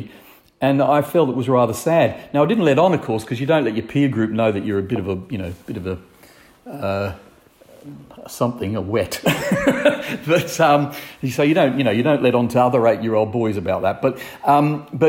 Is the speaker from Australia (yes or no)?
yes; Brisbane, Queensland, Australia; moved away as an adult; now in Northumberland, United Kingdom; I grew up in Brisbane, or south of Brisbane in the country, and I just had, in my opinion, an ideal young life